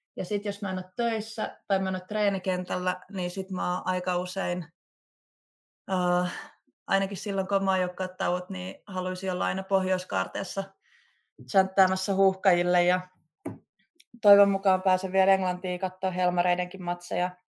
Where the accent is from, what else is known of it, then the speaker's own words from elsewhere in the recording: Klaukkala, Uusimaa, Finland; kotikulmilla Klaukkalassa, missä mä oon itse kasvanut ja käynyt koulun